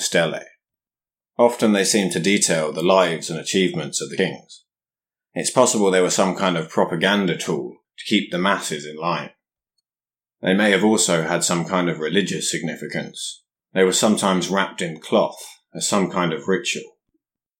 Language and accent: English; England, United Kingdom; As an Englishman